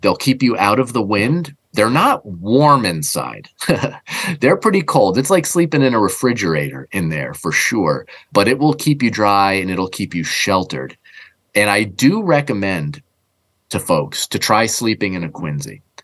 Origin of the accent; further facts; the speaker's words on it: New England, United States; growing up in New England